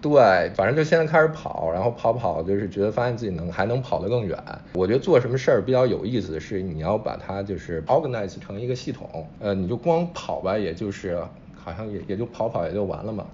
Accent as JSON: {"language": "Chinese", "town": "Zhengzhou", "region": "Henan", "country": "China", "tie": "born or raised there", "moved": "yes", "said": "我老家，假如说郑州弄一马拉松"}